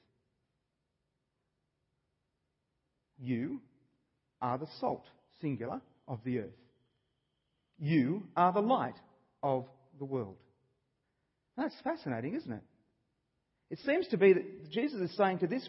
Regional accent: Australia; I'm an Australian. I was born here

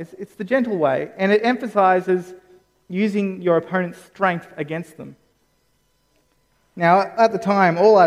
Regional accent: Campbelltown, New South Wales, Australia; I grew up in Campbelltown.

